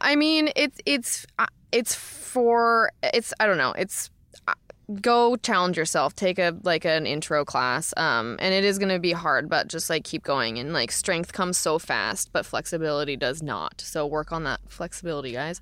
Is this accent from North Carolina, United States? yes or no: no; Florida, United States; also born or lived in Portland, Oregon; now in Los Angeles, United States; I'm from Florida originally